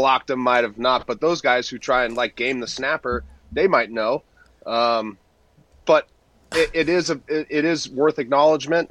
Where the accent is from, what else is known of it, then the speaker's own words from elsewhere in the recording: Southern California, United States; I came from SoCal, and a lot of the way I was just brought up